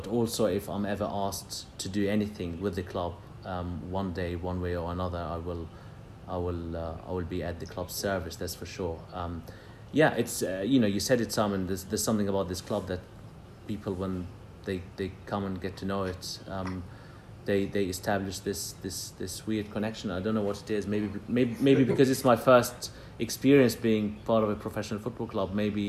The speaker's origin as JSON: {"language": "English", "town": "Jerusalem", "region": "Jerusalem District", "country": "Israel", "tie": "born or raised there", "said": "And I grew up in Jerusalem in a conflict zone, and peace couldn't be more important."}